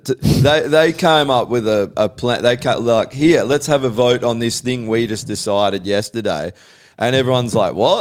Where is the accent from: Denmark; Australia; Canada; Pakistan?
Australia; We're all Australian here.